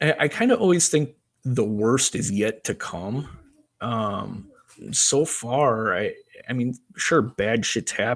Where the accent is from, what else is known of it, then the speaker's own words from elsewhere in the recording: Crystal Lake, Illinois, United States; I am from Crystal Lake, Illinois